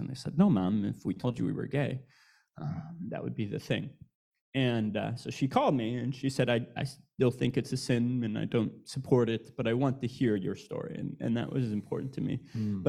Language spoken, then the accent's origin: English; Wisconsin, United States; I grew up in Wisconsin in a small town of 6,000, moved to a much bigger town of 20,000